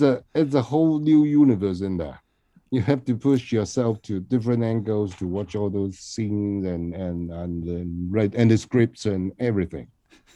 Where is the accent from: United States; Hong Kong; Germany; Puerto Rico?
Hong Kong; from Hong Kong